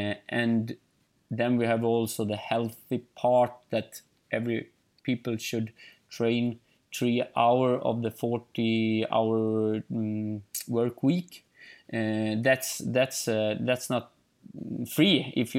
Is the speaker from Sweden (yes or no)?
yes; Ulricehamn, Västra Götaland, Sweden; English is a second language; But in Småland, in Eksjö, in my hometown, Ulricehamn, and in other places, then I think many people know me.